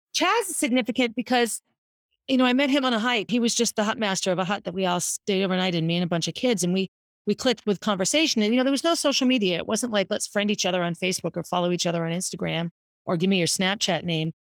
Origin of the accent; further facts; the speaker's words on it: Concord, United States; also born or lived in Boston; Jack and I grew up on Essex Street, and Concord back then was a, was a city of parks and neighborhoods